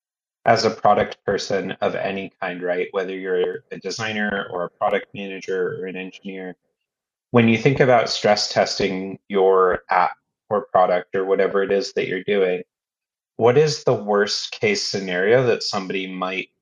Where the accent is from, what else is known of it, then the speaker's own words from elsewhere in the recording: United States; moved away as an adult; now in London, United Kingdom; as an American who now lives in London